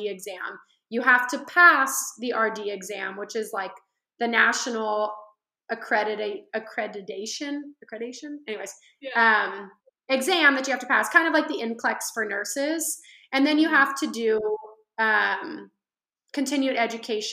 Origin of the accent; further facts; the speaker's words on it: the Central Valley, California, United States; I am originally from California, the Central Valley